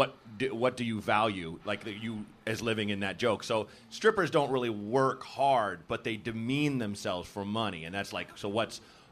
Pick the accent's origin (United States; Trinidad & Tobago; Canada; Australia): United States; Portland, Oregon; moved away as an adult; I grew up there.